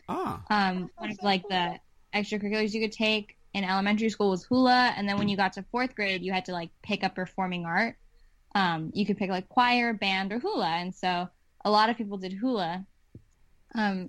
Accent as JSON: {"language": "English", "town": "Honolulu", "region": "Hawaii", "country": "United States", "tie": "born or raised there", "moved": "yes", "lives_now": "Los Angeles, United States", "said": "I grew up in Honolulu, and we just moved to L.A. pretty recently."}